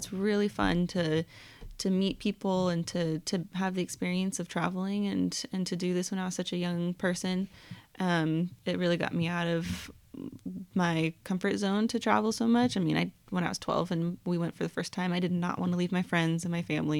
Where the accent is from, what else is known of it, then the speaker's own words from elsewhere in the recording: Australia; I'm really Australian.